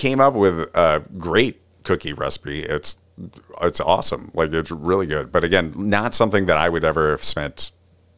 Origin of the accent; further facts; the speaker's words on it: Cherry Hill, New Jersey, United States; moved away; originally I'm from Cherry Hill, New Jersey.